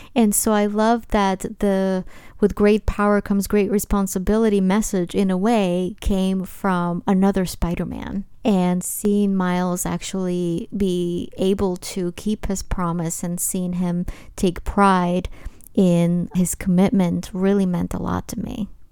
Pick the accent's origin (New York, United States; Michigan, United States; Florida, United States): New York, United States; New York City; a young teenager from Brooklyn, my hometown